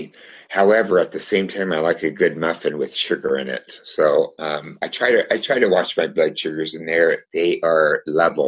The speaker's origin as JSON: {"language": "English", "town": "Redding", "region": "California", "country": "United States", "said": "I'm from Redding, California in the States"}